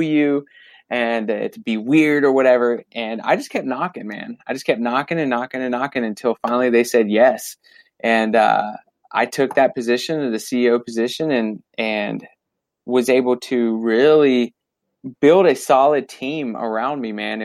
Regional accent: Fayetteville, North Carolina, United States; also born or lived in Florida; I was born in Florida, but I was raised in Fayetteville, North Carolina since kindergarten.

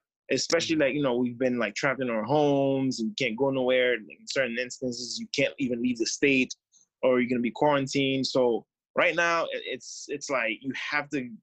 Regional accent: Haiti; being from Haiti and growing up in Haiti

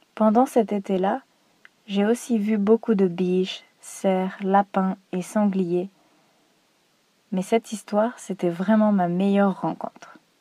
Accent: Normandy, France; moved away as an adult; now in Croatia; Dans ma région natale, en Normandie, il y a beaucoup de nature et de forêts.

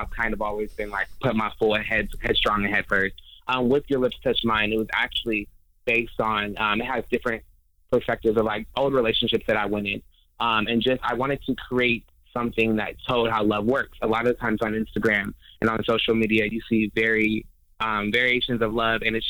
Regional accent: Denver, Colorado, United States; moved away as an adult; also born or lived in New York; now in Las Vegas, United States; I'm originally from Denver, Colorado

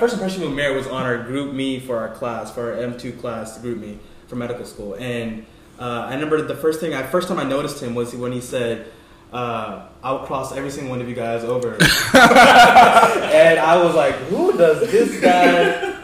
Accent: Dallas, Texas, United States; now in Tampa, United States; I'm from Dallas, Texas

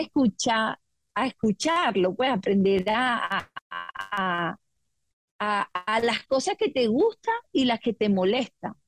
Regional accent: Venezuela; moved away as an adult; now in Australia; yo soy venezolana, aunque mis padres son portugueses

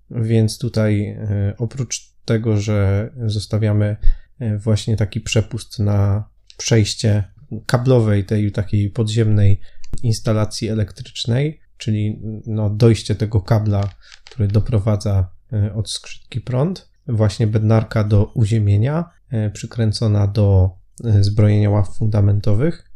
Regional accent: Silesian Voivodeship, Poland; U nas na Śląsku mówi się na to szteter

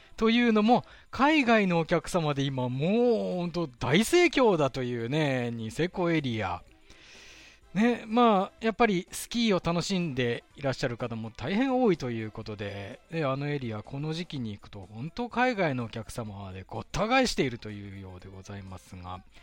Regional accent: Sapporo, Hokkaido, Japan; 私の実家がある、手稲区

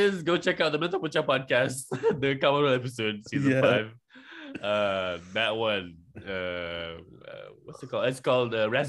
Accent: Malaysia; I am from Malaysia.

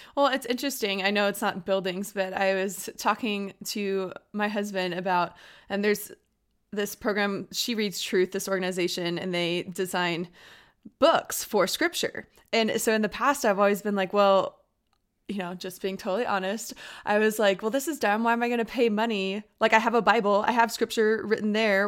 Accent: Austin, Texas, United States; and I grew up in Austin

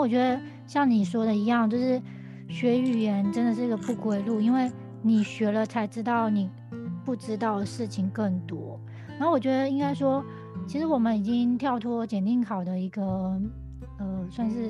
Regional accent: Taiwan; 我觉得真的还蛮值得我们台湾人也可以去看看这个这个角度的东西

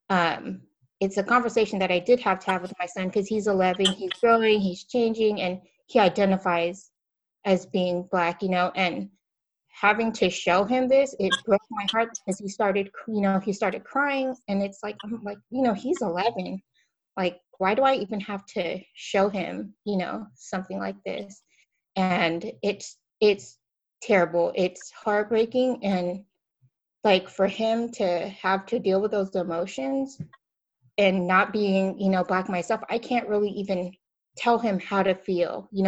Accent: Philippines; My I'm Filipino, um, but my kids are half black, right?

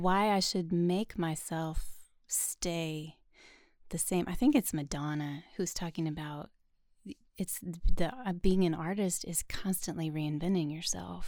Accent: Chehalis, Washington, United States; moved away as an adult; also born or lived in Tennessee; now in Nashville, United States; I'm actually from a tiny town called Chehalis, Washington

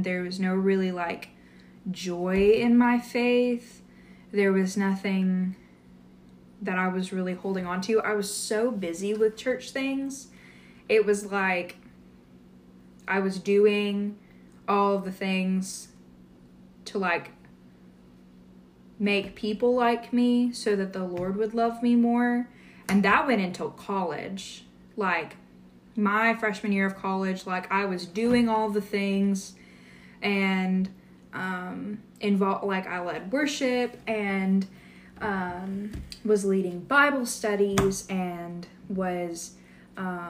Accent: a suburb of Dallas, Texas, United States; I grew up in Texas, went to church, in a suburb of Dallas, which is where I grew up, like, most of my life I grew up there

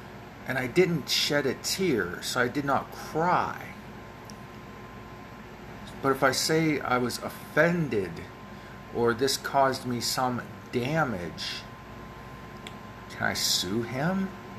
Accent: United States; I grew up in America

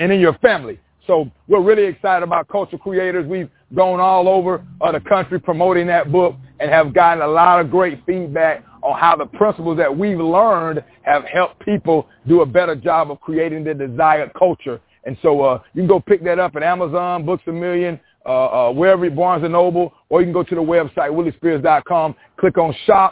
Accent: Panama City, Florida, United States; also born or lived in Walton County, Florida / Union Springs, Alabama; I'm born and raised in Panama City, Florida

